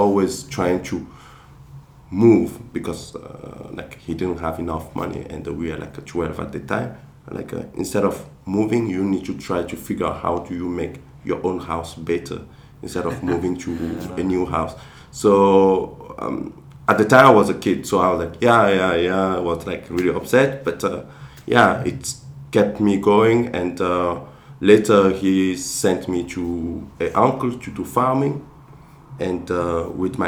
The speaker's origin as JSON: {"language": "English", "country": "Togo", "tie": "born or raised there", "first_language": "Kabye", "second_language": "English", "moved": "yes", "said": "I'm from a village, Kronchome, where I grew up"}